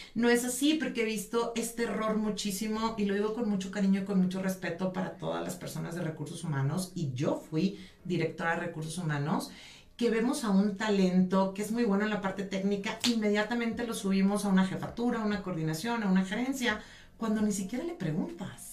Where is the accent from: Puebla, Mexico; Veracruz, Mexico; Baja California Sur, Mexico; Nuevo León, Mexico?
Nuevo León, Mexico; San Pedro Garza García; soy norteña de San Pedro Garzacia, Nuevo León.